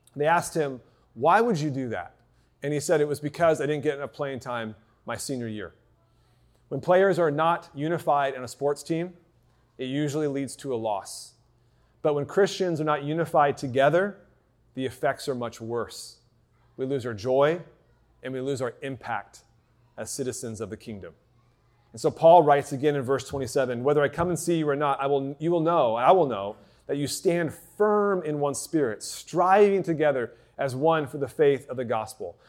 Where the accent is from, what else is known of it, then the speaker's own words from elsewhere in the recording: United States; everyone knows I'm American right away